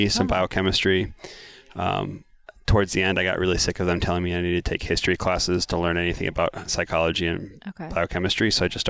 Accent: Missouri, United States; I grew up in Missouri.

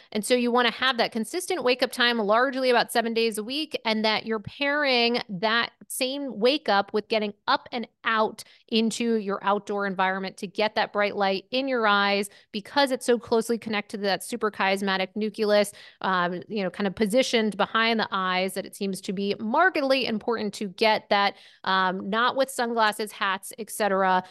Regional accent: Maine, United States; moved away as an adult; also born or lived in Syracuse, New York / Manhattan, New York; I grew up in Maine, uh, you know, right on the border of Canada

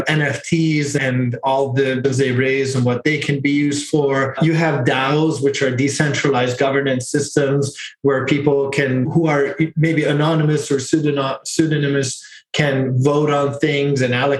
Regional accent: Hungary; moved away; I am from Hungary also

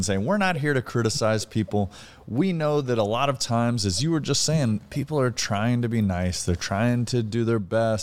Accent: the South, Southern United States, United States; as a Southerner, we say that all the time

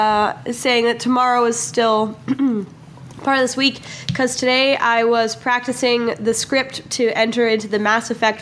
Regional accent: Canada; I'm Canadian

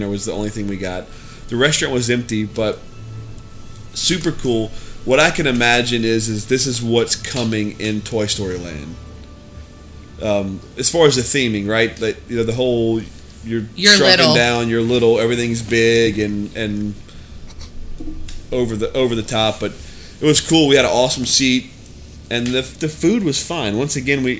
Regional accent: Louisiana, United States; born or raised there

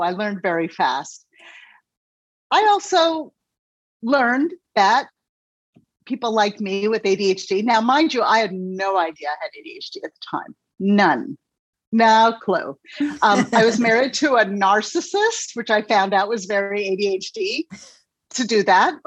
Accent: Los Angeles, California, United States; moved away as an adult; also born or lived in New York City; I was born and raised in Los Angeles, California

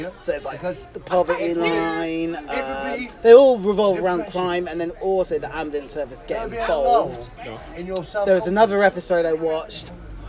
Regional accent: England, United Kingdom

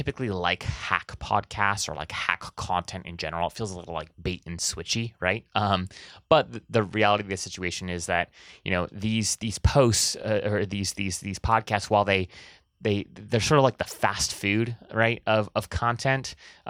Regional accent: Hawaii, United States; I have this weird thing where I grew up in Hawaii, and so people, we just said like guys for everything, right?

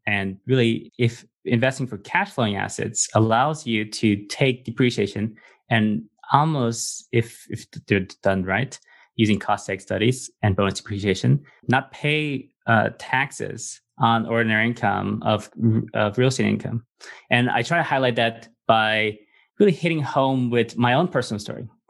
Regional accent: Los Angeles, California, United States; also born or lived in refugee camp; I came to America when I was three, and I grew up in Los Angeles, in California

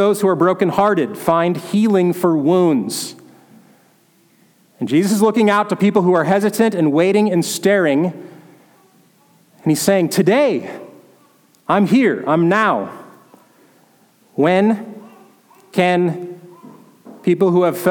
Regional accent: North Dakota, United States; moved away; where I grew up in North Dakota

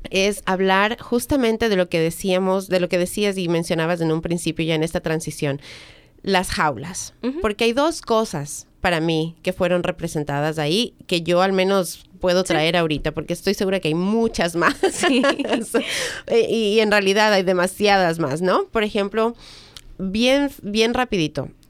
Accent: United States; soy americana. Soy americana. Pero y soy de los Estados

